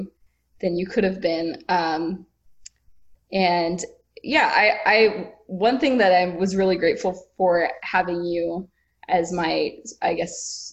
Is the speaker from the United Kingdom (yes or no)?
no; Canada; moved away as an adult; now in Phoenix, United States; I'm from Canada originally